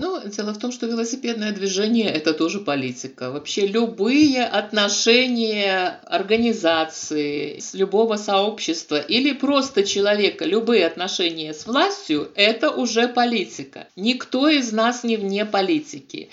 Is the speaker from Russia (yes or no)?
no; Gomel, Gomel Region, Belarus; Я белоруска